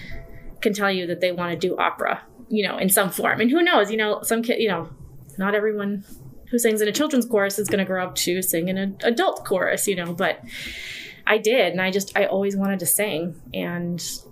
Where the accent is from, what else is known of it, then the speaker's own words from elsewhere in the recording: New York, United States; moved away as an adult; now in Chicago, United States; I'm from New York